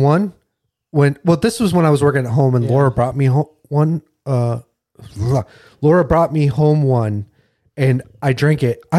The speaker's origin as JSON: {"language": "English", "town": "Rochester", "region": "New York", "country": "United States", "tie": "born or raised there", "said": "I was born in Rochester."}